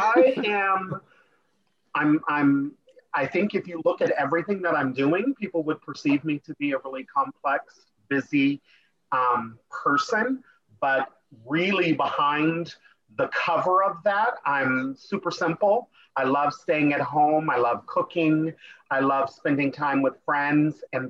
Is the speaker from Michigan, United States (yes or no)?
no; California, United States; also born or lived in Long Beach / Palm Springs; growing up in California